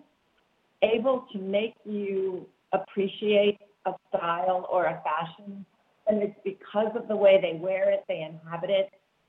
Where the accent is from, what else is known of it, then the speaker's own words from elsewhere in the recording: New York, United States; I'm from New York